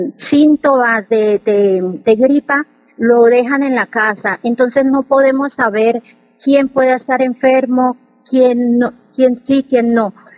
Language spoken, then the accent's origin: Spanish; Arauca, Colombia; moved away as an adult; also born or lived in Bucaramanga, Colombia / Brescia area, Italy; now in Italy; Yo soy del departamento de Arauca